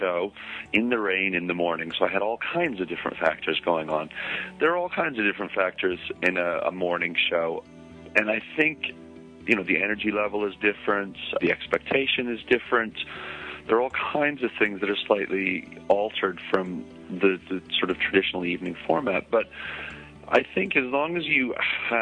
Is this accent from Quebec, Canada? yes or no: no; Edmonton, Alberta, Canada; moved away; I was born in Edmonton, and I seem to have occasion to go back to Edmonton